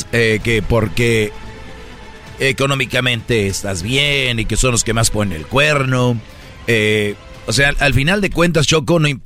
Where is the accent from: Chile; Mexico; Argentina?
Mexico; San Nicolás de los Garza, Nuevo León; no soy de Guadalupe, soy de San Nicolás de los Garza.